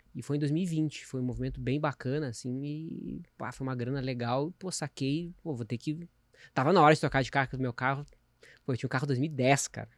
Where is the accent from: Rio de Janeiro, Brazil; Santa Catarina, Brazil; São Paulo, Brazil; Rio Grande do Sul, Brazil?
Rio Grande do Sul, Brazil; eu sou gaúcho